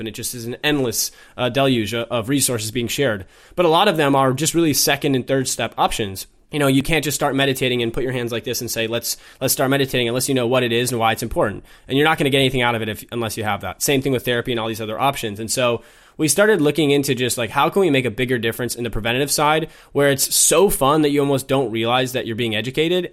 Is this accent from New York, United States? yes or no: no; Minnesota, United States; moved away as an adult; also born or lived in London; I was born and raised in Minnesota